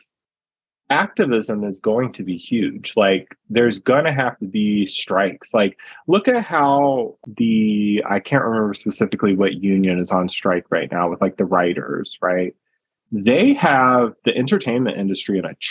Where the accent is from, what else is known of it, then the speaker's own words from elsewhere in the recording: United States; as a American citizen living in a very individualistic society